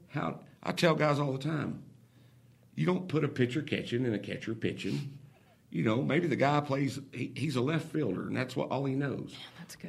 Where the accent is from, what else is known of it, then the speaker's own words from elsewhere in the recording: Oklahoma, United States; moved away as an adult; I'm originally from Oklahoma